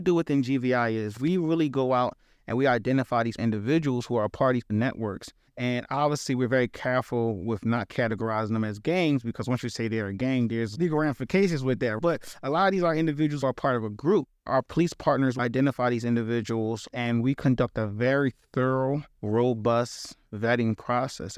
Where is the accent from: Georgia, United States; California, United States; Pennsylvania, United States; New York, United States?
Pennsylvania, United States; Philadelphia; within the city of Philadelphia, I'm from Germantown.